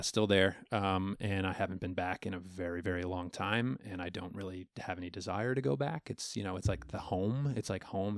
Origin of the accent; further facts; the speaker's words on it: Western New York, United States; accent: Long Island; also born or lived in Long Island, New York / Austin / Oakland; I had a very thick Long Island accent up until about eleven years old when we moved to Western New York